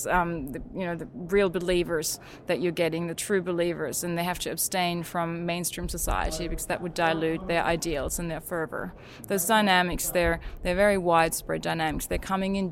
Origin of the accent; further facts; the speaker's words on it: Germany; now in Australia; I grew up in Germany